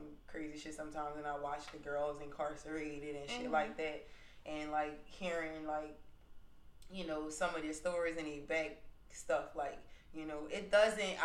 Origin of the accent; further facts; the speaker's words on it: Aurora, Louisiana, United States; I'm from Aurora